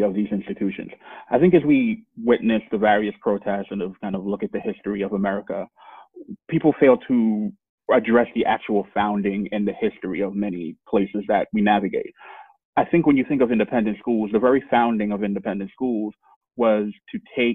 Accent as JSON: {"language": "English", "town": "New York City", "region": "New York", "country": "United States", "tie": "born or raised there", "said": "Born and raised in Flatbush, Brooklyn"}